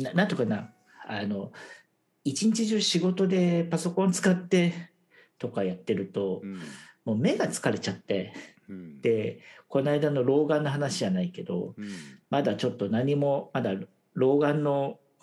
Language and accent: Japanese; Japan; moved away as an adult; now in Taiwan; 僕は台湾に来たらそれこそ日本人でオフィスで管理職